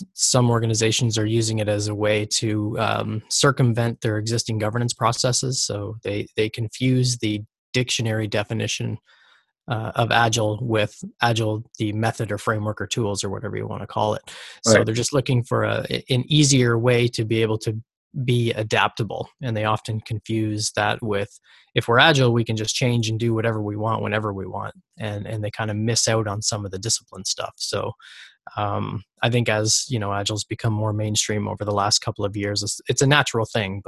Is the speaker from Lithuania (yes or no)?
no; Canada; I'm from Canada